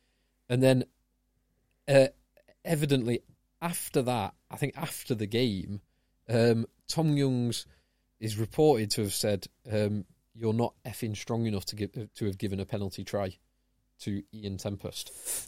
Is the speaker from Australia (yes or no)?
no; England, United Kingdom; as an Englishman